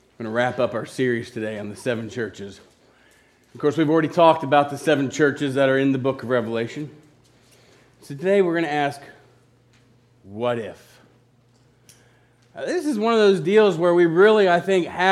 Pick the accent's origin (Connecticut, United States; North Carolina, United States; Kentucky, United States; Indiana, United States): Kentucky, United States; Hartford; we're from Hartford, the home of 2,000 happy people and a few sore heads.